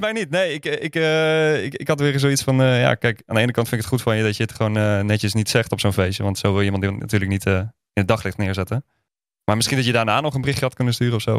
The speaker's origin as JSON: {"language": "Dutch", "region": "Groningen", "country": "Netherlands", "moved": "yes", "lives_now": "Utrecht, Netherlands", "said": "Ik kom uit Groningen, maar ik woon dus in Utrecht."}